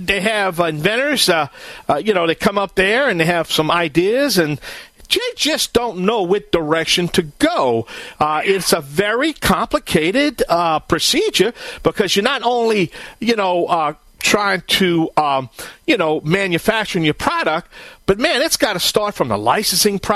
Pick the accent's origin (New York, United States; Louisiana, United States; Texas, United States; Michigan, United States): Louisiana, United States; Bayou Land; I am the Cajun man from the Bayou Land